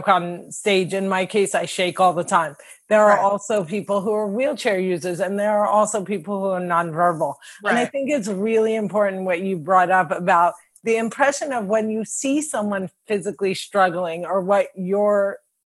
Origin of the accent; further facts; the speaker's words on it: Cliffside Park, New Jersey, United States; I'm from Cliffside Park, New Jersey